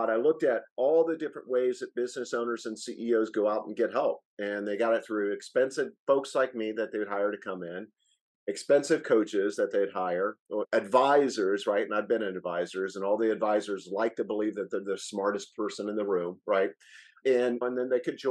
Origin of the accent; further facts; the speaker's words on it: Noblesville, Indiana, United States; moved away as an adult; also born or lived in Colorado; I grew up in Noblesville, Indiana, graduated from Purdue there